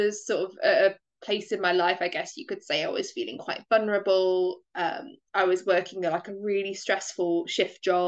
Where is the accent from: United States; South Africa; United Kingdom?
United Kingdom; I'm from the United Kingdom.